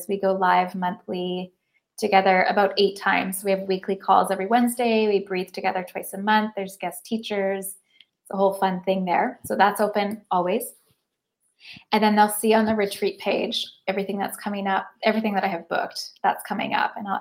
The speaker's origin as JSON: {"language": "English", "town": "Lake Cowichan", "region": "British Columbia", "country": "Canada", "tie": "born or raised there", "also_born_or_lived": "Mill Bay / Nanaimo", "lives_now": "Victoria, Canada", "said": "I'm from Lake Cowichan."}